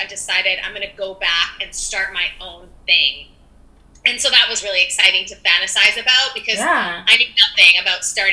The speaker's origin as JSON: {"language": "English", "town": "Winnipeg", "region": "Manitoba", "country": "Canada", "tie": "born or raised there", "also_born_or_lived": "El Salvador", "moved": "as an adult", "lives_now": "Vancouver, Canada", "said": "I grew up in Winnipeg, Manitoba, and then I actually moved out to the West Coast on my own in 2008 at the ripe old age of 19."}